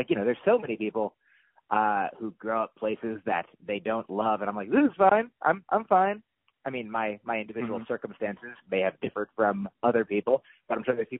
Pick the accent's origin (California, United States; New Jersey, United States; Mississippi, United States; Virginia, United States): New Jersey, United States; Allendale; moved away; also born or lived in Upper Saddle River, New Jersey; I grew up living in New Jersey